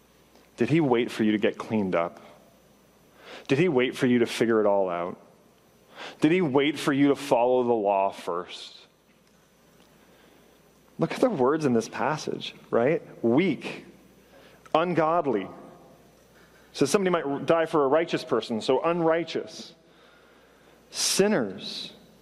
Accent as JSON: {"language": "English", "country": "Canada", "tie": "born or raised there", "said": "I grew up in Canada"}